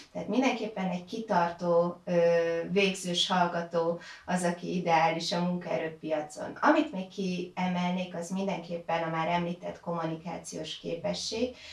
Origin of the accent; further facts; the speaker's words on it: Győr, Győr-Moson-Sopron, Hungary; moved away as an adult; now in Veszprém, Hungary; Én egyébként Győrből jöttem, tehát Győri vagyok